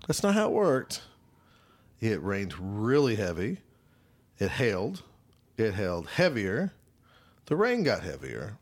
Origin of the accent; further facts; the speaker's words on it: Choctaw, Oklahoma, United States; I'm from Choctaw